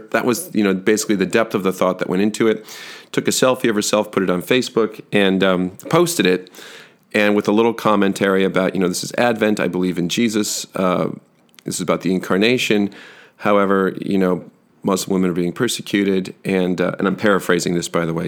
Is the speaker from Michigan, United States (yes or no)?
yes; Grand Haven, Michigan, United States; also born or lived in Holland, Michigan; When we were in high school, I was from Grand Haven, which is just to the north of Holland, Michigan